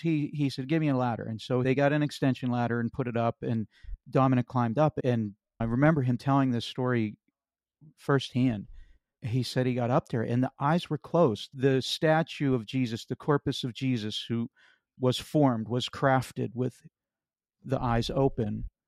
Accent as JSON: {"language": "English", "region": "Pennsylvania", "country": "United States", "tie": "born or raised there", "said": "And growing up in Western Pennsylvania, we lived in an area where there was a Catholic church on literally every corner."}